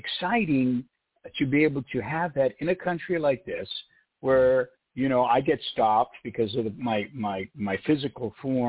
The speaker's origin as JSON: {"language": "English", "country": "United States", "said": "Because I'm an American."}